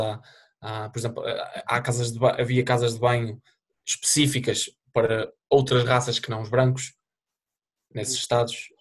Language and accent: Portuguese; Portugal; moved away; sou português